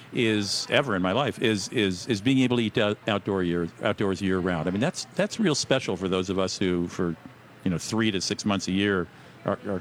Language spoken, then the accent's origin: English; Washington, District of Columbia, United States; I'm from Washington, D.C.